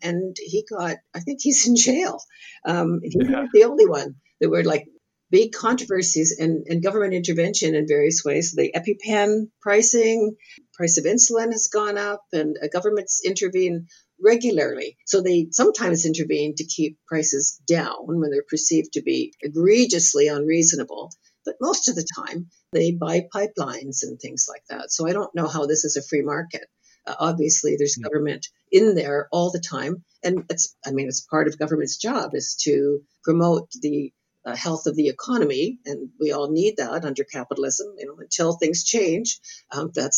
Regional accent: Canada; the many things that we appreciate about being Canadian

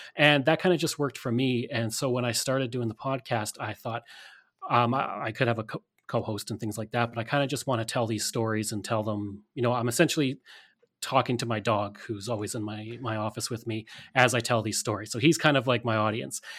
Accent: Alberta, Canada; growing up in Alberta, we had a very Western-centric history

